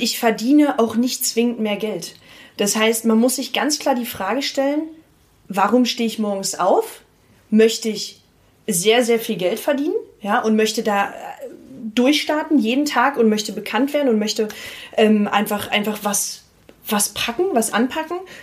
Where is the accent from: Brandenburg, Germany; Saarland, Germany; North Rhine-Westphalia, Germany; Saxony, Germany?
Brandenburg, Germany; Potsdam; also born or lived in Berlin; ich bin von Berlin dann nach Potsdam zurückgezogen nach meinem Studium, weil ich mich da äh, mit meiner Heimat sehr verbunden gefühlt habe